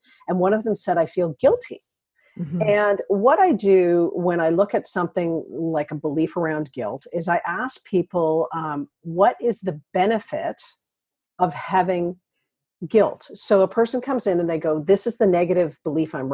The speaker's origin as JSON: {"language": "English", "town": "Toronto", "region": "Ontario", "country": "Canada", "said": "I'm from Toronto"}